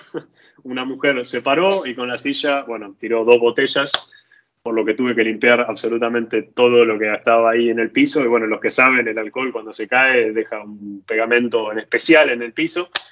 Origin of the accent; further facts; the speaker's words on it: Argentina; moved away as an adult; now in Italy; salí de Argentina con campera